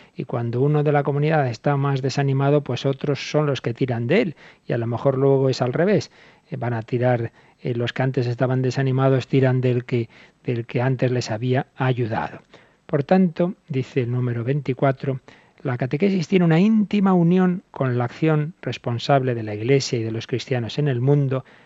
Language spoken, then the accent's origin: Spanish; Spain